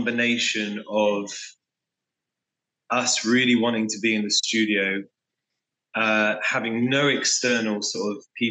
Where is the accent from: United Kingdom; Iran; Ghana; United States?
United Kingdom; England; I am an English frontman / songwriter / singer from UK-based band …